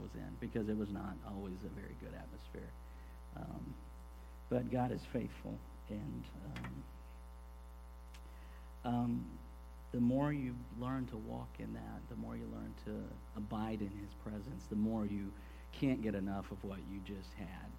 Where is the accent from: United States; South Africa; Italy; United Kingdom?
United States; Corpus Christi, Texas; now in Houston, United States; I grew up in Corpus, which is just down the coast from here. I moved up to Houston when I was 21